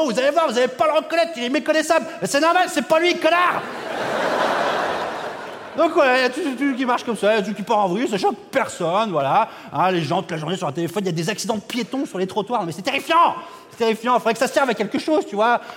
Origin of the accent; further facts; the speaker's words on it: France; Moi, je suis français, ton train, il va peut-être partir.